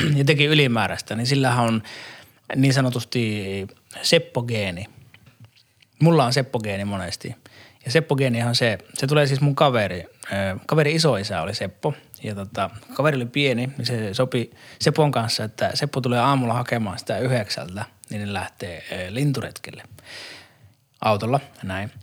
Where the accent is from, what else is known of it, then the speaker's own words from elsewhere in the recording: Saarijärvi, Central Finland, Finland; Saarijärveltä, missä mä oon kotoisin